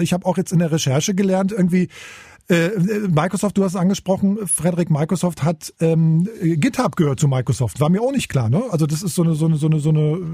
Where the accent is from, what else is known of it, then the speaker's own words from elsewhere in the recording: Magdeburg, Saxony-Anhalt, Germany; now in Berlin, Germany; ich bin Magdeburger